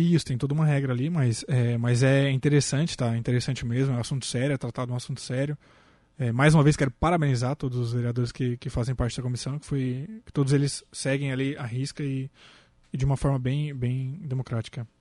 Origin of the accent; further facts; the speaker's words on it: Maracajá, Santa Catarina, Brazil; Sou do Maracajá